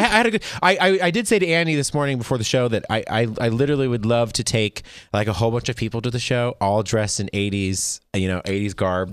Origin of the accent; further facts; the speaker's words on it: Las Vegas, Nevada, United States; I'm from Vegas